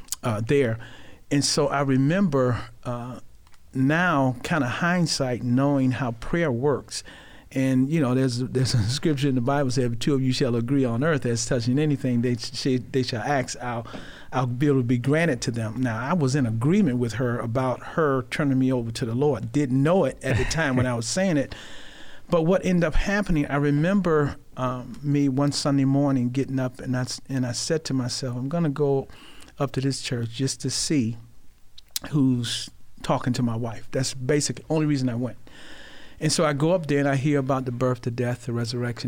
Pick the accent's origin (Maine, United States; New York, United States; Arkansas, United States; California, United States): New York, United States; Rochester; I grew up in Rochester. I am a Rochesterian.